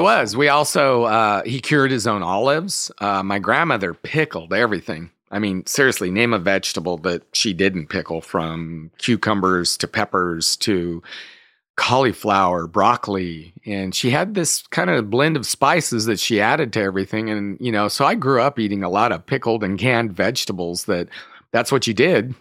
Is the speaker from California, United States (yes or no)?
yes; Escalon, California, United States; I grew up in the Central Valley of California, so outside of the town of Modesto, in a little town called Escalon